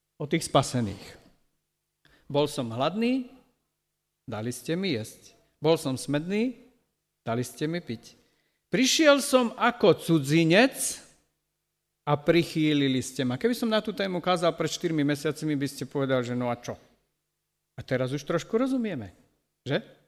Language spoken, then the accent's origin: Slovak; Slovakia; tej farmy, ktorú tam my sme zo Slovenska postavili